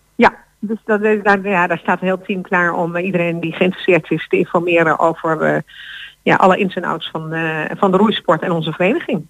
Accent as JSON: {"language": "Dutch", "country": "Netherlands", "said": "als Nederlanders"}